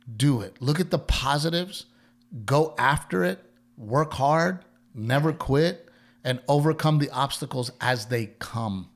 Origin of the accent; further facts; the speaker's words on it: Texas, United States; moved away as an adult; also born or lived in Los Angeles; I'm from Texas